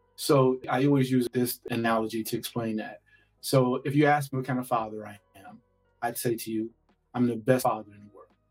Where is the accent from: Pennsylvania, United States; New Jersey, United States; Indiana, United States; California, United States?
Indiana, United States; Gary; I'm from Gary, Indiana, and Gary was known for for its steel mill.